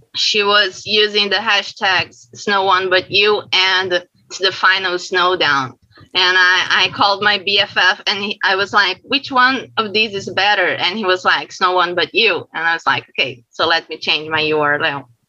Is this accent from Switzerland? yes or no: no; Brazil; I'm from Brazil